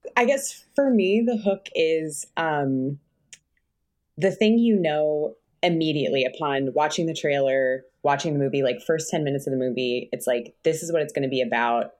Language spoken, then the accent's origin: English; Connecticut, United States; now in Los Angeles, United States; I grew up in Connecticut, like from a long line of liberals